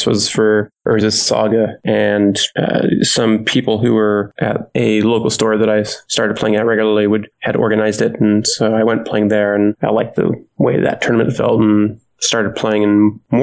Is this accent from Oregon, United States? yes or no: no; Hayward, California, United States; I'm born and raised in a small town called Hayward